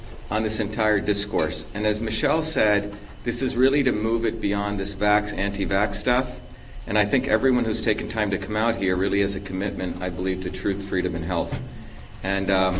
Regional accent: India; also born or lived in Mumbai, India; now in Boston, United States; I was born in Bombay, India

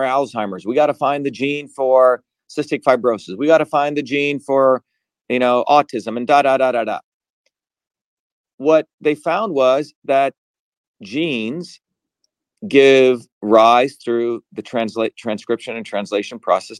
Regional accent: Mumbai, Maharashtra, India; born or raised there; moved away; also born or lived in New Jersey

